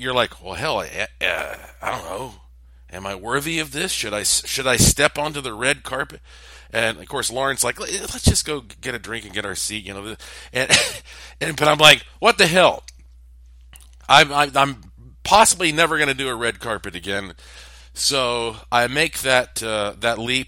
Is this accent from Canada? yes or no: no; Asheville, North Carolina, United States; I was born on October the 25th of 1976 at 1:39 a.m. in Asheville, North Carolina, on the East Coast.